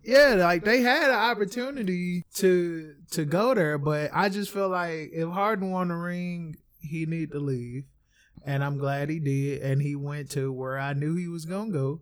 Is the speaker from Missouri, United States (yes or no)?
yes; St. Louis, Missouri, United States; I am from Saint Louis